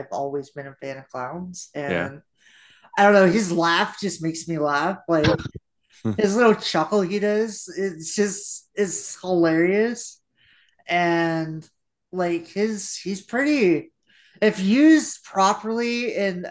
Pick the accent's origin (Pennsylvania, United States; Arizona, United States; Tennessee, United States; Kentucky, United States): Tennessee, United States; Memphis; accent: country; moved away; also born or lived in Florida; I was born in Memphis, Tennessee.